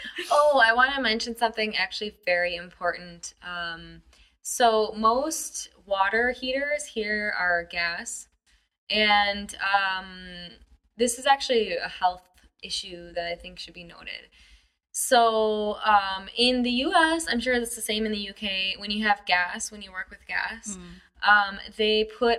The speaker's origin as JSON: {"language": "English", "country": "United States", "moved": "as an adult", "lives_now": "China", "said": "as an American"}